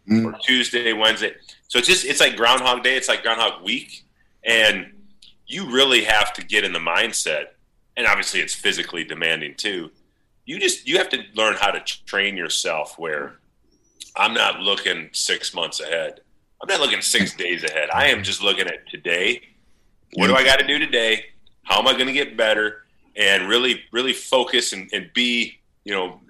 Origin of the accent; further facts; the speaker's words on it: St. Paul, Minnesota, United States; also born or lived in Boston; Where I grew up in St. Paul in the 80s and 90s, it was safe